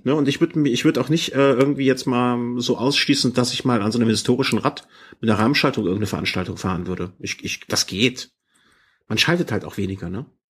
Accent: Düsseldorf, North Rhine-Westphalia, Germany; now in Cologne, Germany; hier in Köln wohnend darf ich über meine Geburtsstadt nicht reden.

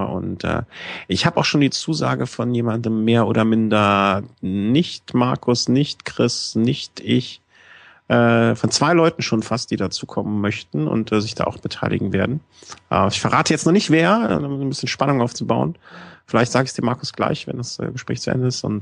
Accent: Cologne, North Rhine-Westphalia, Germany; ich bin halt Kölner.

